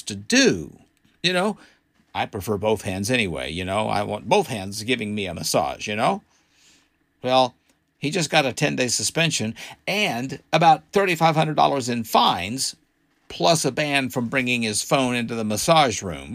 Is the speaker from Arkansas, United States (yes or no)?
yes; Arkansas, United States; my home state of Arkansas